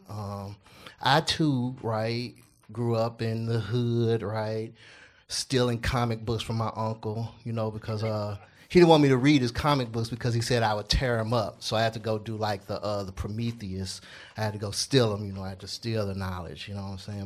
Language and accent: English; Memphis, Tennessee, United States; I grew up in Castalia Heights